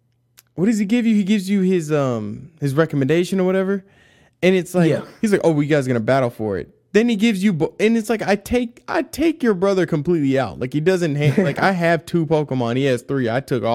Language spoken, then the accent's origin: English; United States; as an American, I just didn't get it.